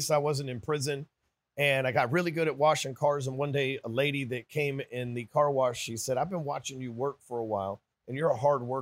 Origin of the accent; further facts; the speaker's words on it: Dallas, Texas, United States; from Dallas, Texas.